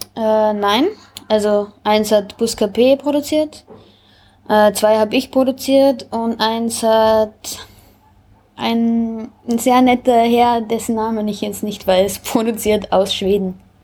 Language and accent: German; Braunau am Inn, Upper Austria, Austria; moved away as an adult; now in Vienna, Austria; Ich bin aus Oberösterreich, Braunau, Bezirk Braunau. Ähm, ja, ich bin vor sieben Jahren nach Wien.